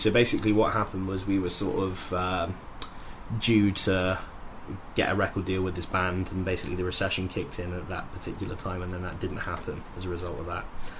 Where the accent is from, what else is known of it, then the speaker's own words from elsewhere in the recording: United Kingdom; I was the only British guy there, I think. And I was like, right, yeah, so … I'm British and I make country music.